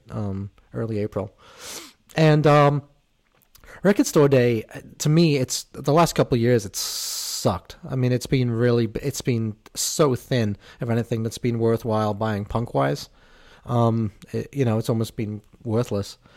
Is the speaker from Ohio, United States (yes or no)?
no; Boston, Massachusetts, United States; I'm Irish, but I'm actually from Boston.